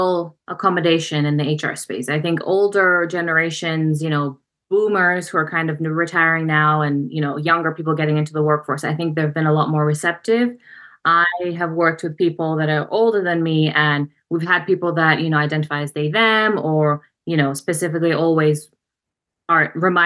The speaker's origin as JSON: {"language": "English", "country": "Uganda", "tie": "born or raised there", "also_born_or_lived": "Russia", "moved": "yes", "lives_now": "New Jersey, United States", "said": "my dad is from Uganda, and they're both pharmacists, and my dad was studying back in the Soviet Union. He learned Russian. He did his pharmacy education in Ukraine and Russia, and then I was born, and then we moved to Uganda. So I grew up in Uganda"}